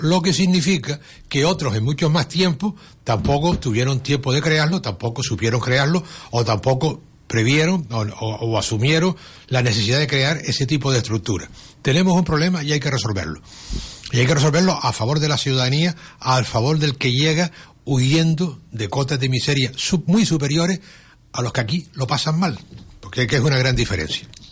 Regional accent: Canary Islands, Spain; los canarios hemos producido emigración

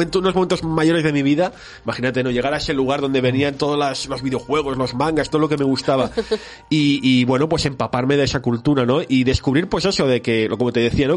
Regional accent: Barcelona, Catalonia, Spain; soy un chico de Barcelona que nació el año 81

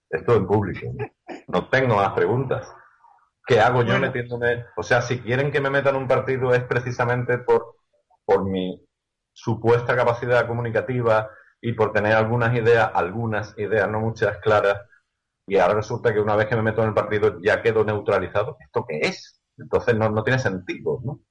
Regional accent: Seville, Andalusia, Spain; soy de Sevilla, soy andaluz

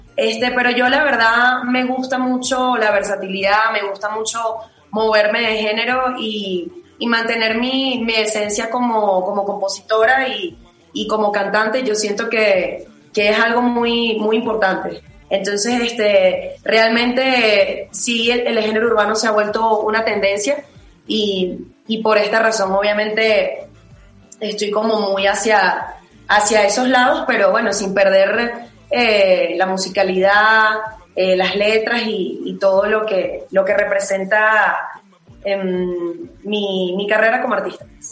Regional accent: Venezuela; moved away as an adult; now in Mexico; yo vengo de Venezuela, vengo de un país

